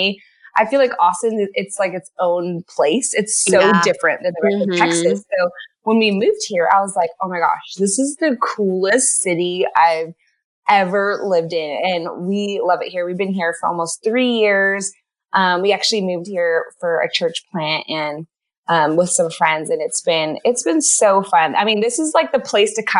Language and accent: English; Canada; moved away as an adult; also born or lived in California; I'm from Canada. I'm not actually American. I'm married American. So I grew up in a Christian home up in Canada